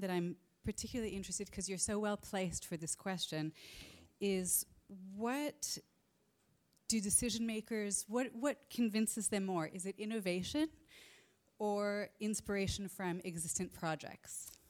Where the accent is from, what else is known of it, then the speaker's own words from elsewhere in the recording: California, United States; moved away; I'm originally from California